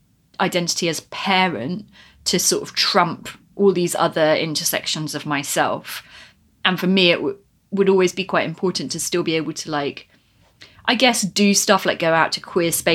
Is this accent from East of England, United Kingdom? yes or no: no; London, United Kingdom; speaking as a Londoner born and bred